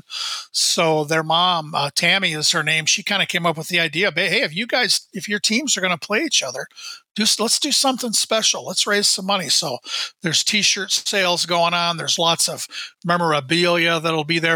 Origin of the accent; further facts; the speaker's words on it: Iowa, United States; now in Minnesota, United States; I have a cousin I grew up with in my hometown in Iowa